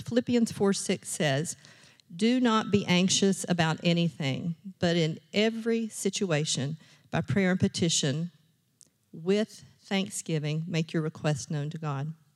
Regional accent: Richlands, Virginia, United States; I grew up in Rich Lands, Virginia

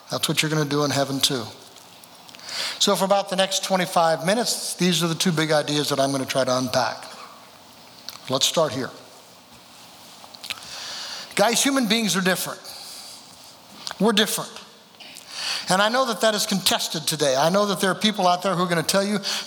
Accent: Oregon, United States; moved away as an adult; also born or lived in California / Eugene, Oregon / Jenkins, Kentucky; now in Kentucky, United States; born in California, raised there in Oregon

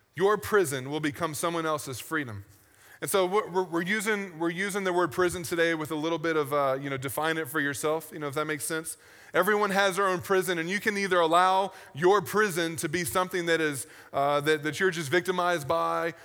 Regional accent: United States; as an American

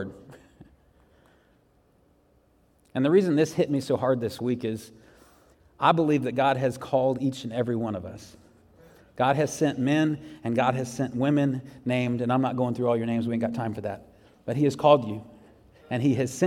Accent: Jacksonville, Florida, United States; moved away; I grew up in Jacksonville, Florida

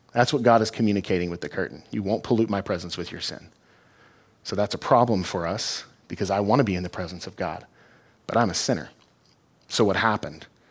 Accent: Fort Worth, Texas, United States; now in Granger, United States; I'm from Texas, from Fort Worth

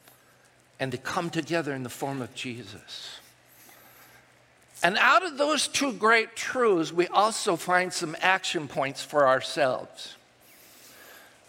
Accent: United States; those things that I grew up with and that I held dear as an American

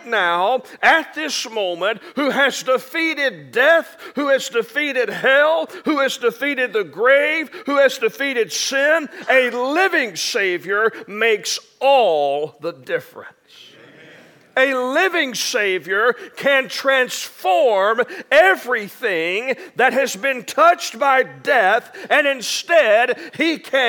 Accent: near Hope, Arkansas, United States; I grew up in Arkansas, and I grew up just a few miles outside of Hope, Arkansas

